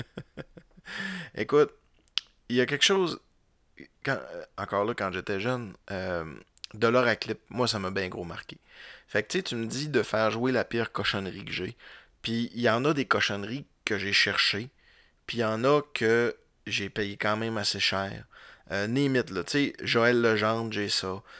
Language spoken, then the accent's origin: French; Roberval, Quebec, Canada; je viens de Robertval